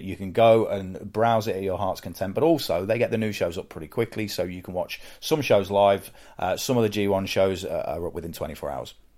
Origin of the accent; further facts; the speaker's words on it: United Kingdom; accent: British; I'm British and, and have a British accent